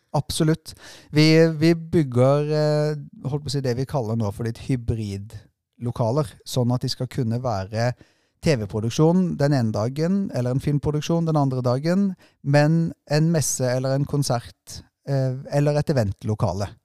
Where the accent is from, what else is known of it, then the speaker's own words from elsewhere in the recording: Sørlandet, Southern Norway, Norway; moved away; kom fra en korpsbygd hjemme på Sørlandet